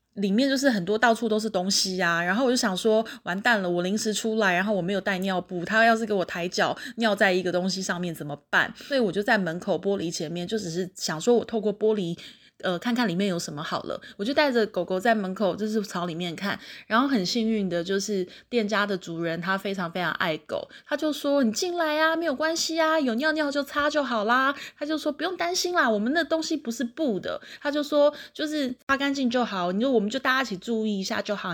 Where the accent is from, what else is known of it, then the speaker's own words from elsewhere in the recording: Taiwan; 开学没多久就历经了我们台湾第一次遇到的就是非常大规模的 work from home